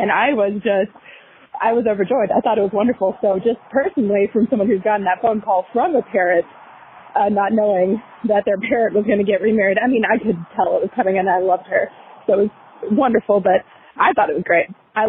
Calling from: Arkansas, United States; Hi, ladies. I am a listener from Arkansas.

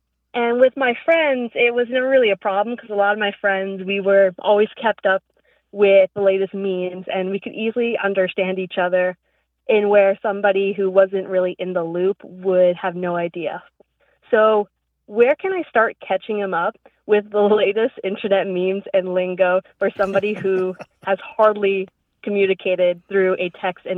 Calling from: Virginia, United States; I'm from Virginia.

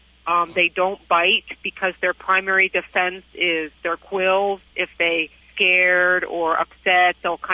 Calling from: McLean, Virginia, United States; Fine. I'm calling from Virginia.

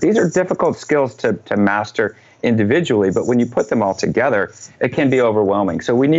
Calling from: Portland, Oregon, United States; Portland, Oregon.

